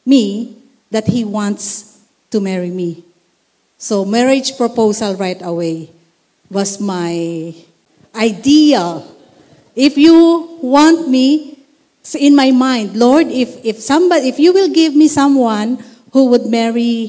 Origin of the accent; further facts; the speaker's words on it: Philippines; being a Filipina, a Lakambini